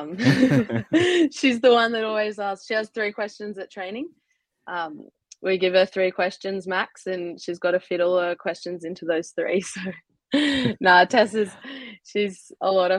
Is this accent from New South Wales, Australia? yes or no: yes; Milton Ulladulla, New South Wales, Australia; I'm from Milton Ulladulla, so down the bottom end of the South Coast.